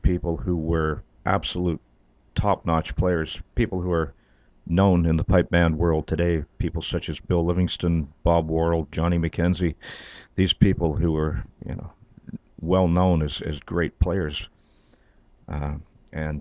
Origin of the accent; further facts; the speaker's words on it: Toronto, Ontario, Canada; also born or lived in Scotland; We left Scotland when I was 7 years old. And, of course, all of a sudden I was there. It was just our family. All the relatives were back there. My cousins were there. My aunts, my uncles, everybody. And all of a sudden I was in Toronto